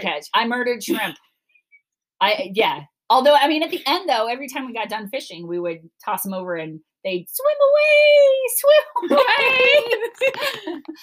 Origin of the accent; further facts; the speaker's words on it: Cleveland, Ohio, United States; now in Florida, United States; I'm from Cleveland